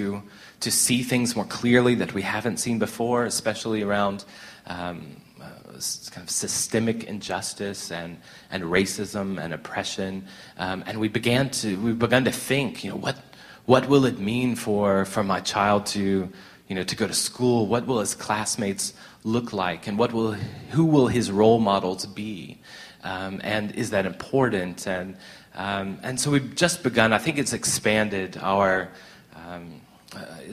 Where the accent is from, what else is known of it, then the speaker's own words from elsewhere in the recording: United States; moved away as an adult; now in South Africa; Traveling around as a white guy, as an American guy, in South Africa and in Southern Africa